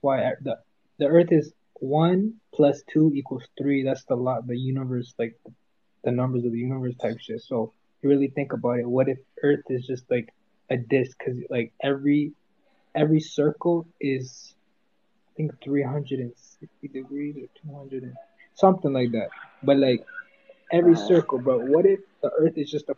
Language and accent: English; Fort Lauderdale, Florida, United States; now in Canada; I'm a Florida boy